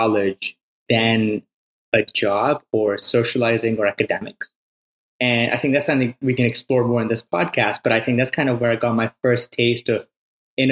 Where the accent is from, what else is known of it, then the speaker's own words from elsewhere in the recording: Pakistan; moved away as an adult; also born or lived in Evanston, United States; I came from Pakistan, a pretty small town over there.